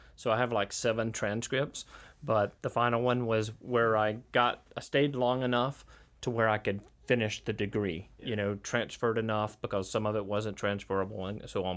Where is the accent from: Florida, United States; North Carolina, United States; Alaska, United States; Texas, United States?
Florida, United States; Holt; also born or lived in Crestview; I grew up in Holt, but I was commuting to Crestview after seventh and eighth grade